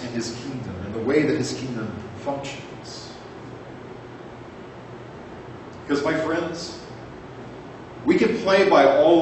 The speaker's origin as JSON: {"language": "English", "region": "Arizona", "country": "United States", "tie": "born or raised there", "said": "my hometown church"}